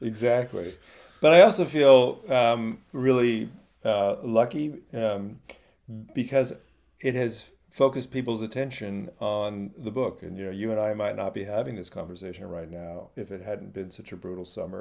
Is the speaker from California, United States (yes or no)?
yes; Silicon Valley, California, United States; I grew up in California in the middle of Silicon Valley